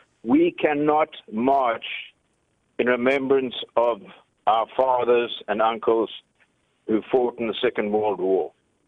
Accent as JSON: {"language": "English", "region": "Bulawayo", "country": "Zimbabwe", "said": "I'm from Bulawayo, from the south."}